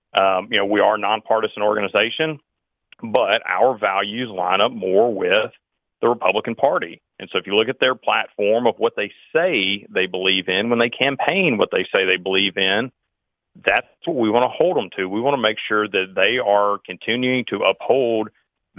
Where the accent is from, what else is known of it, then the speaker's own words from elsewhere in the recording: Mississippi, United States; Mississippi, my home state here